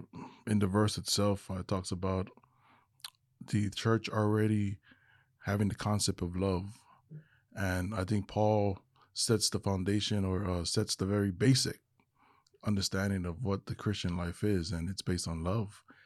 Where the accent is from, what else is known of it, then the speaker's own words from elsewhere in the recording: Hawaii, United States; moved away as an adult; now in Texas, United States; I am originally from Hawaii, now living in the, uh, state of Texas